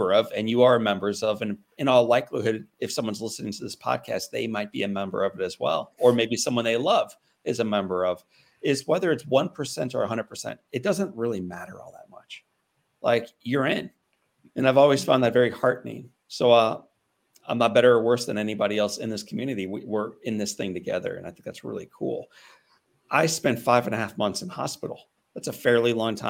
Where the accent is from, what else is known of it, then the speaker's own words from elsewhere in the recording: St. Louis, Missouri, United States; when I was 9 years old, growing up in St. Louis, Missouri